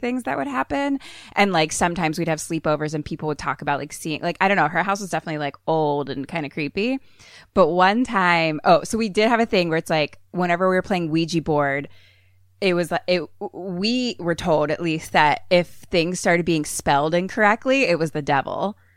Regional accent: Philadelphia, Pennsylvania, United States; I'm from Philly

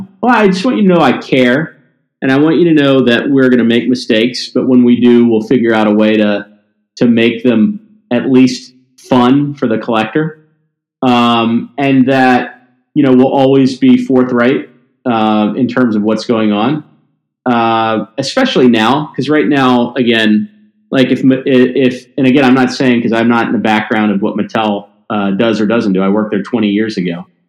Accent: Mississippi, United States; also born or lived in Tennessee; Like I said, I grew up in Mississippi and Tennessee, and I didn't have a real specific vision.

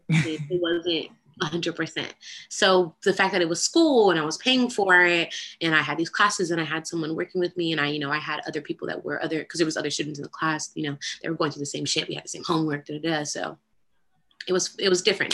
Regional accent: Austin, Texas, United States; I am from Austin

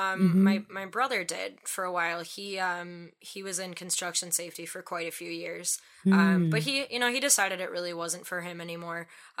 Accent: Wisconsin, United States; accent: Wisconsin; It was like so Wisconsin.

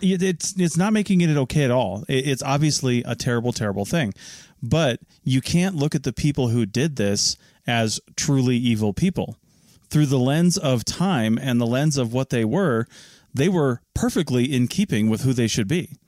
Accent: Washington, United States; I grew up in Washington State.

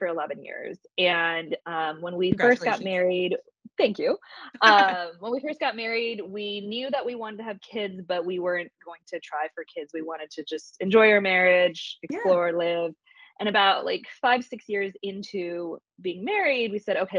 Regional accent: Plano, Texas, United States; now in Austin, United States; I grew up in Plano, Texas, outside of Dallas

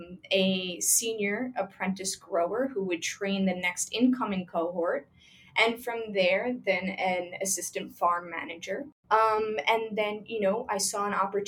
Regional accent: Long Island, New York, United States; now in Queens, United States; I grew up in Long Island

